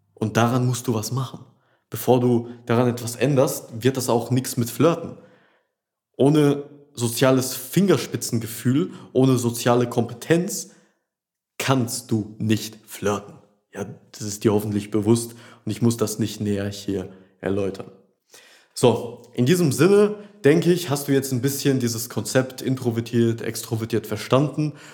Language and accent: German; Rheda-Wiedenbrück, North Rhine-Westphalia, Germany; also born or lived in Düsseldorf; sind wir jetzt von Düsseldorf hierhin in meine Heimatstadt Reda Wiedenbrück zurückgezogen